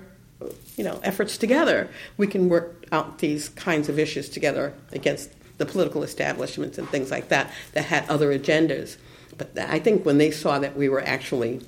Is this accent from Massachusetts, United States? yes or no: yes; Boston, Massachusetts, United States; I was raised in South Boston